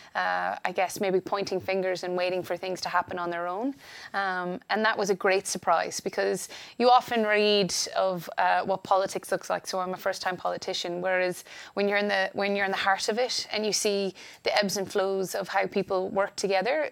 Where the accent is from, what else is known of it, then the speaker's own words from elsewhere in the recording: Ireland; also born or lived in United States; I'm an Irish. I, I, was born in the States, but educated in Ireland